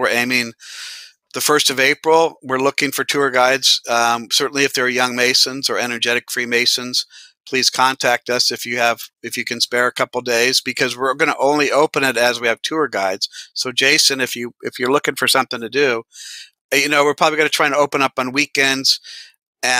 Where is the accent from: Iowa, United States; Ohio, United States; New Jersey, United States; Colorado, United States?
Iowa, United States; I'm from Iowa